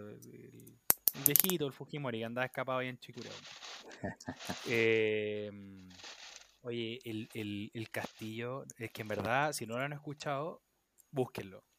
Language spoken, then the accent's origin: Spanish; Chile; yo, por ejemplo, como chileno, no conocía de Perú